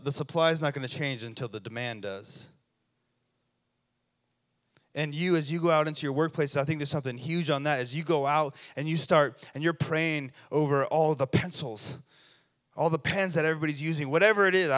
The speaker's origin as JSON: {"language": "English", "region": "Colorado", "country": "United States", "moved": "yes", "lives_now": "Redding, United States", "said": "I'm from Colorado"}